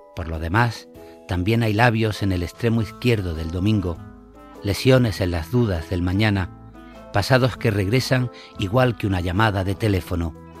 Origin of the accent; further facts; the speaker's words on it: Granada, Andalusia, Spain; también soy socio del Granada Club de Fútbol, que es mi, mi ciudad natal, de Granada